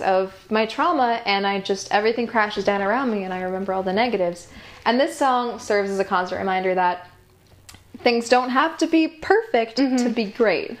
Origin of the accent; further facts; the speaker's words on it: Cooperstown, New York, United States; moved away as an adult; also born or lived in Brooklyn, New York; I grew up in upstate New York